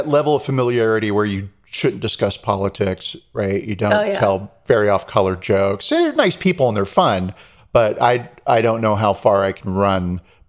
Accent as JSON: {"language": "English", "town": "Long Beach", "region": "California", "country": "United States", "tie": "born or raised there", "said": "You? That's my hometown."}